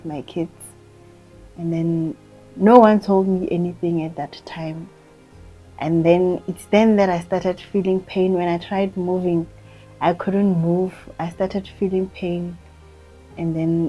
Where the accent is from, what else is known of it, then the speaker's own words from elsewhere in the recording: Rustenburg, North West, South Africa; now in Soshanguve, South Africa; I'm from Rustenburg originally, and I'm currently staying in Soshanguve.